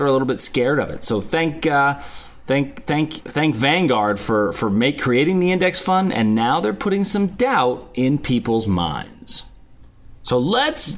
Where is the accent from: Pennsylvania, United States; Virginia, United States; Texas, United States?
Pennsylvania, United States; Pittsburgh; my hometown of Pittsburgh, Pennsylvania